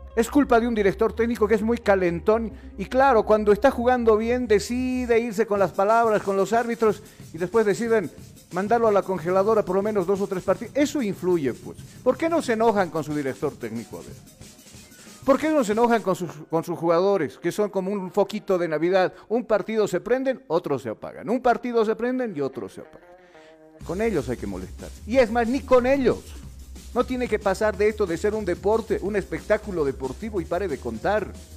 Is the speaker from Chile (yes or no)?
no; Bolivia